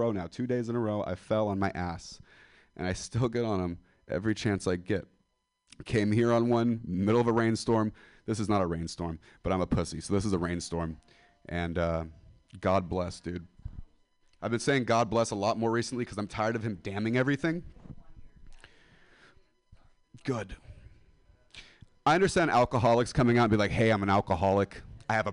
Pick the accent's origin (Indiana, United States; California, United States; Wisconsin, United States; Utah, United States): California, United States; Central Valley of; I'm from the Central Valley of California. It's like Stockton, Modesto